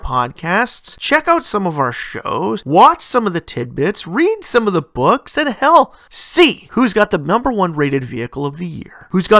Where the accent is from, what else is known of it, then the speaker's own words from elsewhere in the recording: Canada; my home country of Canada